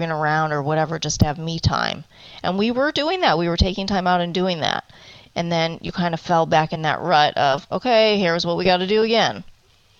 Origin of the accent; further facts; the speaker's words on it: Cleveland, Ohio, United States; now in Arizona, United States; I am originally from Cleveland, Ohio, and I've been in Arizona for 21 years now.